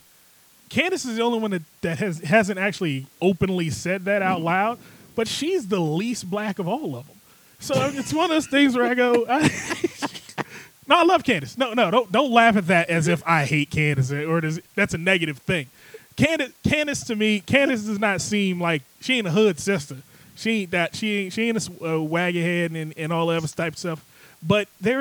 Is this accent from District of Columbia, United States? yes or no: yes; Washington, District of Columbia, United States; born and raised in Southeast D.C.